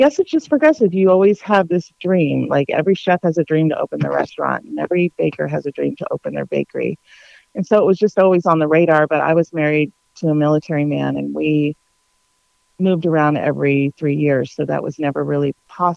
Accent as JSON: {"language": "English", "area": "Orange County", "region": "California", "country": "United States", "tie": "born or raised there", "moved": "yes", "lives_now": "Franklin, United States", "said": "Growing up in Orange County, California, it was a pretty, middle-class childhood"}